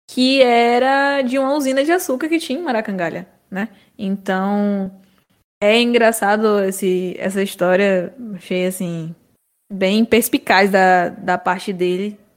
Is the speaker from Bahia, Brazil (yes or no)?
yes; Bahia, Brazil; Somos da Bahia, em maior parte, mas nascemos de uma universidade na Bahia, né?